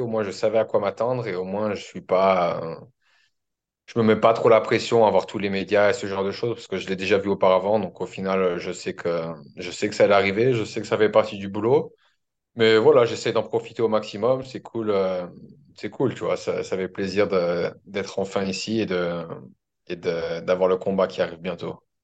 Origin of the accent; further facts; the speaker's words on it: France; moved away as an adult; also born or lived in Australia; now in Auckland, New Zealand; je suis français